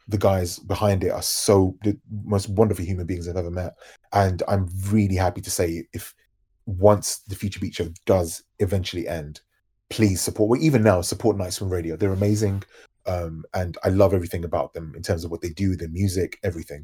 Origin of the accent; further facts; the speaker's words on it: London, United Kingdom; as you can probably tell by my accent, I'm from London.